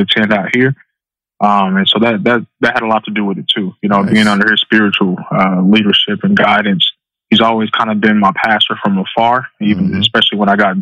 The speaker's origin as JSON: {"language": "English", "region": "Central Illinois", "country": "United States", "moved": "as an adult", "lives_now": "Southern California, United States", "said": "Right now I'm living out in Southern California, but I'm originally from Central Illinois"}